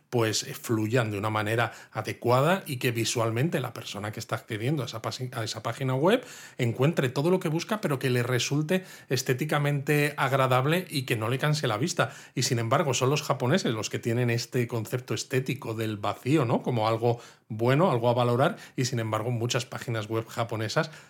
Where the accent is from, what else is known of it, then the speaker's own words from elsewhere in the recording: Spain; Tiene gracia que siendo yo español, ¿no? Occidental, no haya estudiado a fondo la estética occidental